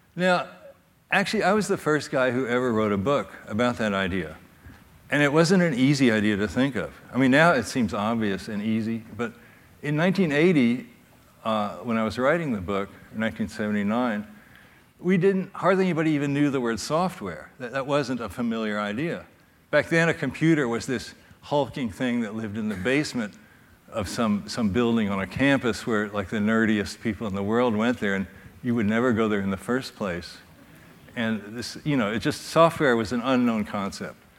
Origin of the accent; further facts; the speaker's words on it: Louisville, Kentucky, United States; moved away as an adult; also born or lived in Lynchburg, Virginia; I grew up in Louisville